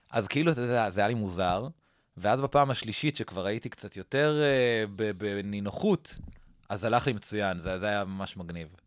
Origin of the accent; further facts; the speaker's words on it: Newton, Massachusetts, United States; גדלתי בניוטון, מסצ'וסטס. אוקיי. שזה פרברי בוסטון כזה, עיר...